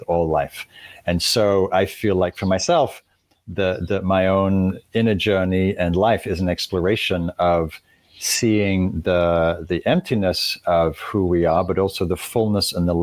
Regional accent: Northern England, United Kingdom; moved away as an adult; also born or lived in London; I was raised in England, in Northern England, and moved to London.

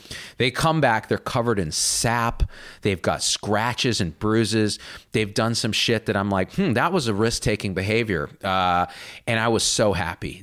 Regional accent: New Jersey, United States; I had a Trinidadian nanny uh, growing up in New Jersey

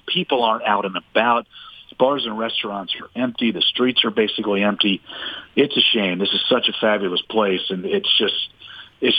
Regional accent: Washington, District of Columbia, United States; I love D.C. It's my hometown

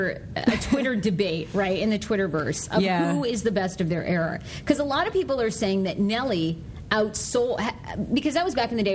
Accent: Maine, United States; I grew up in Maine.

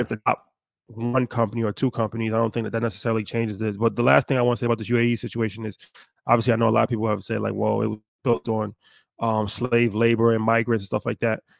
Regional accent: United States; how we were raised in America

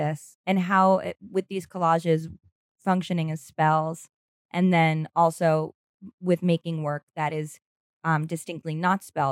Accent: New York, United States; I grew up in New York

